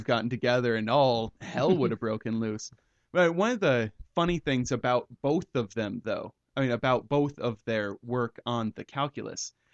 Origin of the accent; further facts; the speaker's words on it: United States; we're from the United States